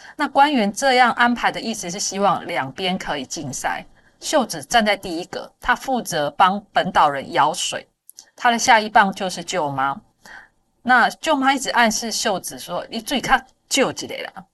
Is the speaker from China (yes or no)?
no; Taiwan; 我们台湾人看这些新闻哦